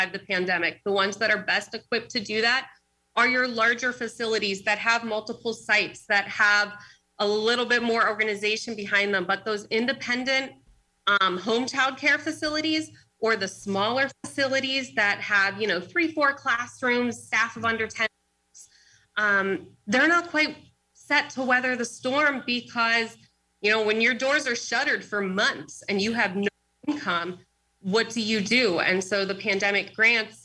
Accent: Pittsburgh, Pennsylvania, United States; moved away as an adult; now in Erie, United States; I grew up in Pittsburgh, Bishop Canavan High School, and I came up here to Erie to study at Mercyhurst

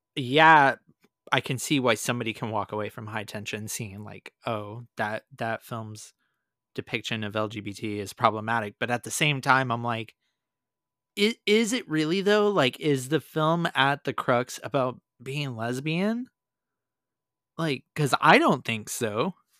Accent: Inland Empire, Southern California, United States; growing up in Southern California in the early two thousands in the Inland Empire

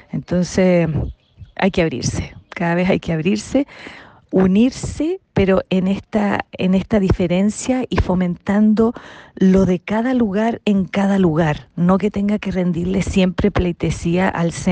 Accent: Viña del Mar, Valparaíso, Chile; Yo no soy de Santiago, yo soy de Viña.

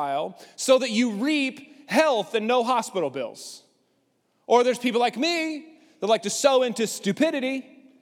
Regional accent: Lubbock, Texas, United States; I grew up in Lubbock.

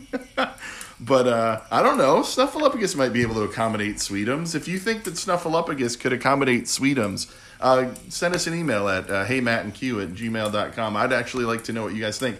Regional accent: Michigan, United States; growing up in Michigan, the family across the street, they were doctors and they gave out dollar bills.

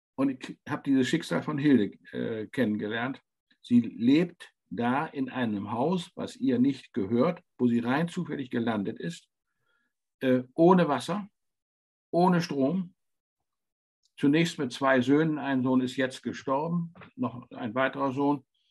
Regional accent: towards Worpswede and Fischerhude, Lower Saxony, Germany; ich bin in Deutschland in einer Region aufgewachsen, die ein bisschen vergleichbar ist. Das sind Moore

